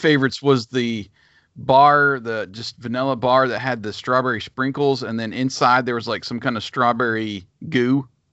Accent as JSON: {"language": "English", "area": "a town about half an hour from DuBois", "region": "Pennsylvania", "country": "United States", "tie": "born or raised there"}